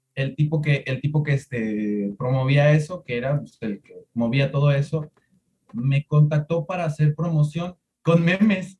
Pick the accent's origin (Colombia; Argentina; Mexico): Mexico; Tuxtepec, Oaxaca; Yo soy de Tuxtepec, Oaxaca